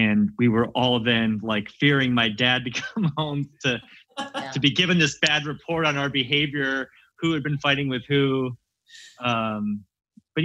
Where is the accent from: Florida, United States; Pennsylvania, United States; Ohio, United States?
Ohio, United States; Canton; Grew up in Ohio, Canton, Ohio